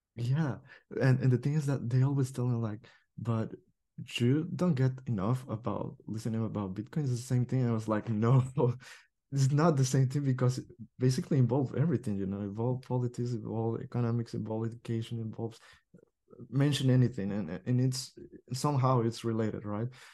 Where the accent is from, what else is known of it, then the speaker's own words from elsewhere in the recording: El Salvador; English is a second language; my country, El Salvador